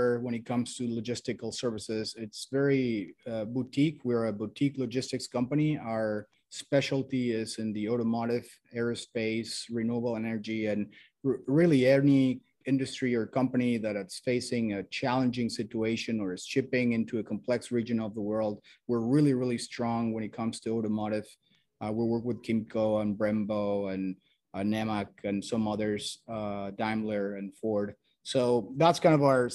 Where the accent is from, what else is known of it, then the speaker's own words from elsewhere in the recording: Mexico; moved away as an adult; also born or lived in Miami; now in United States; I'm originally from Mexico, came to the US to study business school